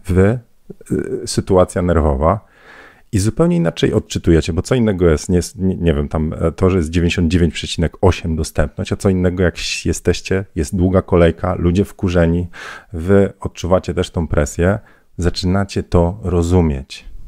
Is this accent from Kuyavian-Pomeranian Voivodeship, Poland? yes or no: yes; Bydgoszcz, Kuyavian-Pomeranian Voivodeship, Poland; Ja z Bydgoszczy